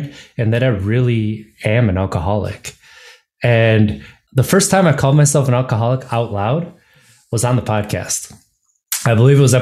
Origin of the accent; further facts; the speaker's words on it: Wisconsin, United States; moved away as an adult; now in Virginia, United States; growing up in Wisconsin